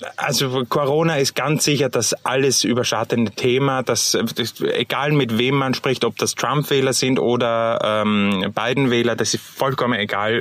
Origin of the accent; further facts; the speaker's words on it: Austria; bei uns in Österreich